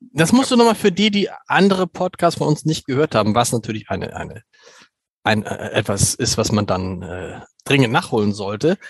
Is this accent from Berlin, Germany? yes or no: no; Hamburg, Germany; da geht einem natürlich als Hamburger das Herz auf